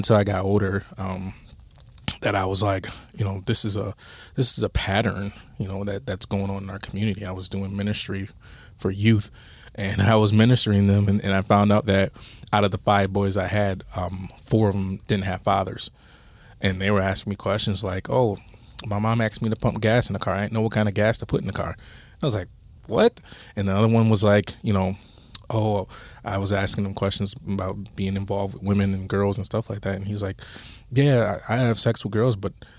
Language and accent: English; Toledo, Ohio, United States; I grew up in Toledo